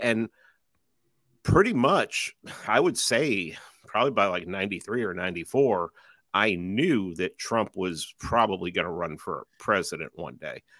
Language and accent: English; New York City, New York, United States; growing up in New York City